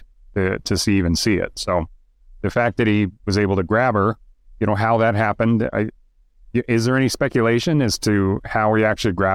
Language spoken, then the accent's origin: English; Idaho, United States; now in Utah, United States; I'm from Idaho and I live in Utah now